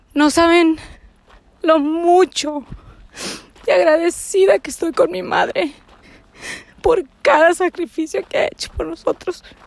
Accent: Mission, Texas, United States; moved away; del valle de Texas, de donde yo soy. Eh, nací en Misión

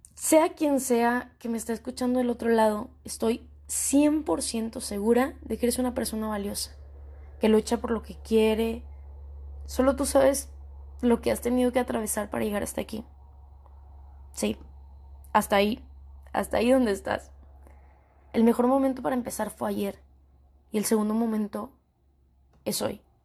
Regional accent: northern Mexico, Mexico; soy una chica mexicana, tengo 24 años, mexicana del norte

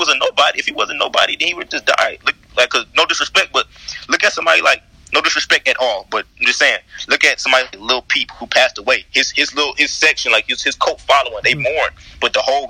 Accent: Atlanta, Georgia, United States; I'm from the South Side

